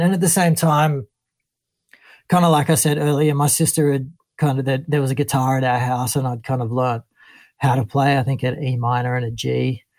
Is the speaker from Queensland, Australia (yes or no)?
no; Ballina, New South Wales, Australia; moved away as an adult; also born or lived in Lennox Head; now in Sydney, Australia; growing up in Ballina and then Lennox Head